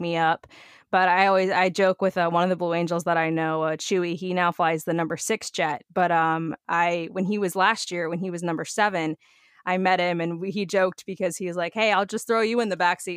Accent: Coral Springs, Florida, United States; also born or lived in Arizona; now in Daytona, United States; born and raised in South Florida, Coral Springs, actually

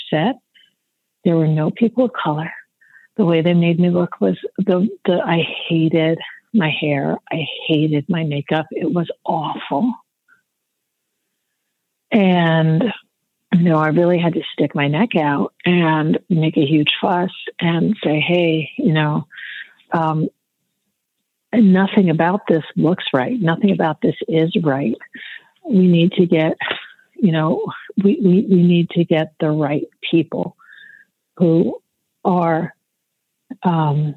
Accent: Detroit, Michigan, United States; moved away; I grew up in Detroit, which was this real economic powerhouse for African Americans

